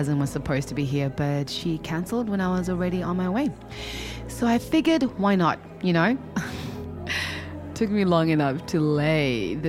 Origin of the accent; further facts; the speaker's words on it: Zimbabwe; moved away as an adult; But I'm actually originally from Zimbabwe.